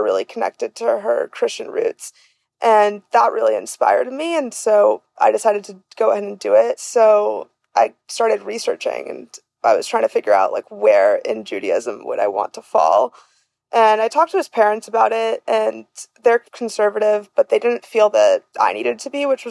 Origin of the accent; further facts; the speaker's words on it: Boca Raton, Florida, United States; also born or lived in Venezuela; Then I moved to the U.S. when I was 6. And my parents just put me in Boca Raton and put me in school